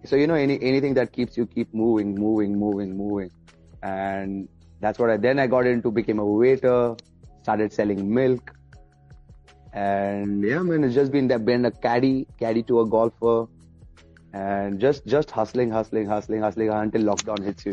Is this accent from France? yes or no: no; Oman; also born or lived in India; I was born in India but raised up in Oman